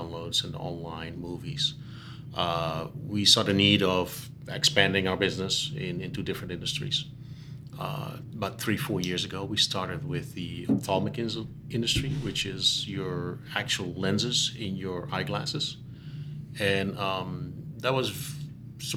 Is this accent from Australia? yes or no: no; Netherlands; moved away as an adult; also born or lived in Charlotte, North Carolina / California; now in United States; we grew up in the Netherlands maybe 30 minutes from each other.